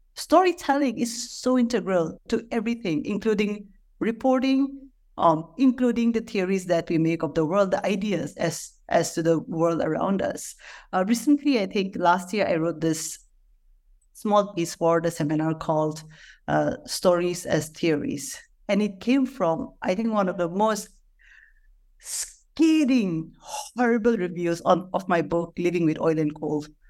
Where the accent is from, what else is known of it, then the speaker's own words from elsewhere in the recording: Nagaland, India; I, I, I am from Nagaland